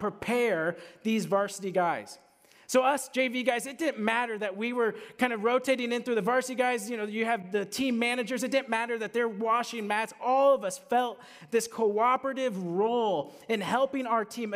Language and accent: English; Southeast Polk, Iowa, United States; moved away; I'm from Southeast Polk, two wrestling communities